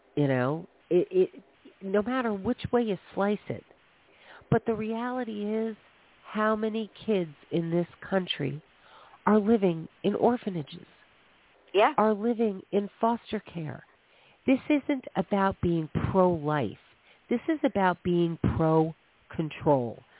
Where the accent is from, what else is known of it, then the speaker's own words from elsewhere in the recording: New York, United States; I grew up in New York